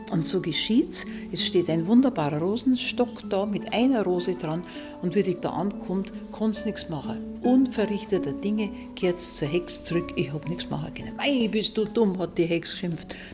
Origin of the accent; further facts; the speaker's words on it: Bavaria, Germany; accent: Upper Palatinate; unser Dialekt ist kreislich und der ist Bautzert und die Ballen und so. Und dabei finde ich, es ist der Oberpfälzer Dialekt sowas von schön, sowas von vokalreich.